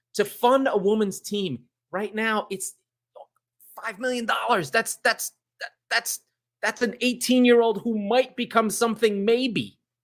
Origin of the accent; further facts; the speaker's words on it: San Diego, California, United States; She pl, she plays here in my hometown